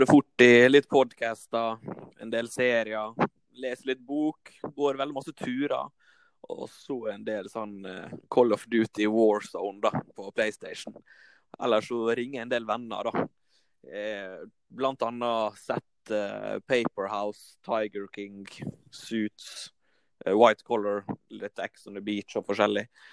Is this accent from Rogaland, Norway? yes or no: no; Volda, Møre og Romsdal, Norway; Jeg er fra Volda